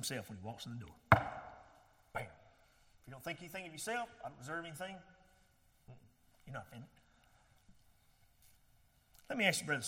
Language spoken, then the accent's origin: English; Georgia, United States; accent: real thick southern accent; I'm from Georgia, and I got this real thick southern accent